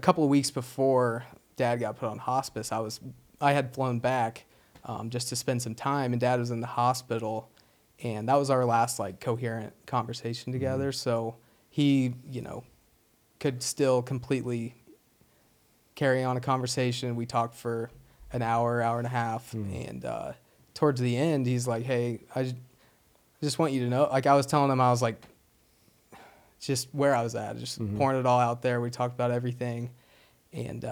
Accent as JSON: {"language": "English", "town": "Wabash", "region": "Indiana", "country": "United States", "tie": "born or raised there", "also_born_or_lived": "Idaho", "moved": "as an adult", "said": "I was from Wabash, Indiana"}